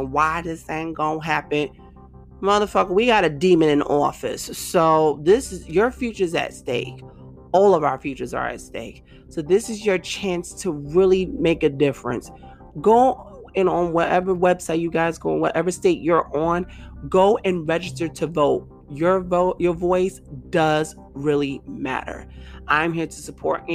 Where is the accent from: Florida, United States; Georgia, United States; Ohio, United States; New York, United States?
New York, United States; New York City; I'm from Brooklyn